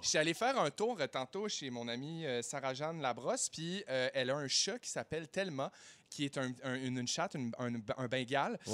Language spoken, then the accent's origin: French; Saguenay, Quebec, Canada; now in Montreal, Canada; je viens de Saguenay